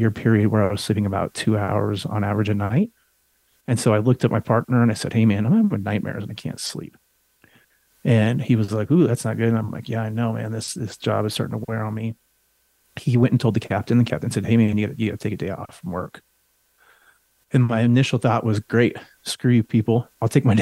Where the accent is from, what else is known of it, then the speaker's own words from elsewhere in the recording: Colorado, United States; I grew up in Colorado.